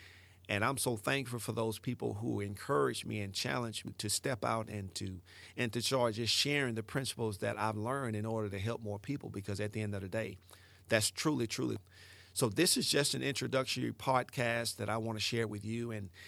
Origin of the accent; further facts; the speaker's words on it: Mississippi, United States; now in Ellisville, United States; I live in Ellisville, Mississippi. It's about 10 minutes from Hattiesburg. It's South Mississippi. I grew up in the Mississippi Delta.